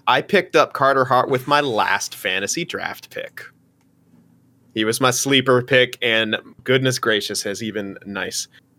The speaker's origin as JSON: {"language": "English", "country": "Canada", "said": "As a Toronto Maple Leafs fan, especially as a Canadian, I don't believe you."}